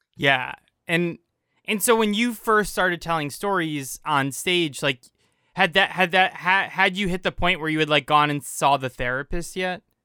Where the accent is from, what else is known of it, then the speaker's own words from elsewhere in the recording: United States; I grew up in America versus Guatemala